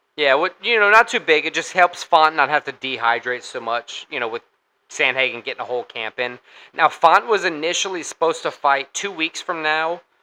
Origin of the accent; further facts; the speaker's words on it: Louisiana, United States; we're from Louisiana.